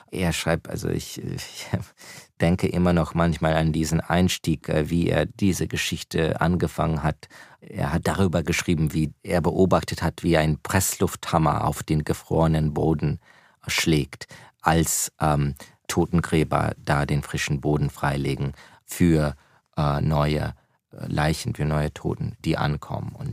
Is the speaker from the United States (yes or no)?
yes; United States; German is a second language; also born or lived in Germany; kleines Kind mit meinen Eltern ausgewandert, erst nach Deutschland, dann nach Amerika. Das heißt, wir sind beide in Amerika aufgewachsen, als äh, junge Amerikaner mit äh, russischsprachigen äh, Eltern. Wir haben zu Hause Russisch gesprochen